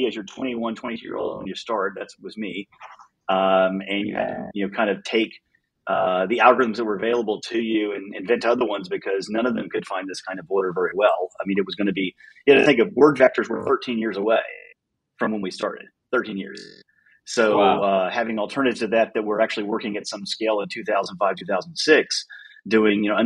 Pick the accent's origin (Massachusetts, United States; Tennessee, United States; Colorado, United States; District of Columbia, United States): Tennessee, United States; Nashville; also born or lived in Virginia; I'm a Nashville kid